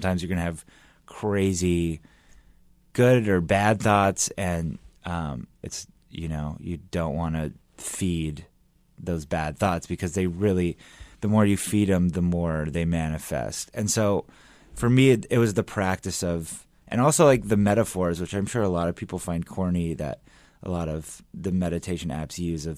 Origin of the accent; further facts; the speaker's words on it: Los Angeles, California, United States; moved away as an adult; also born or lived in New York; I'm from Los Angeles.